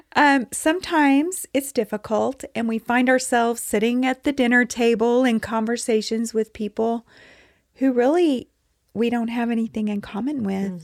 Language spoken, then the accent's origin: English; Texas, United States; I'm from Texas